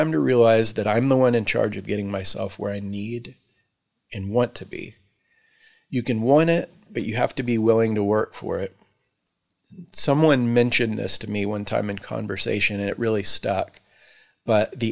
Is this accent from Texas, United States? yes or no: yes; Texas, United States; moved away as an adult; also born or lived in Houston, Texas / Victoria, Texas / Austin, Texas / Dallas, Texas; now in Mount Lebanon, United States; I was born and raised in Texas, where I spent approximately 30 years collectively in Houston, Victoria, Austin, and Dallas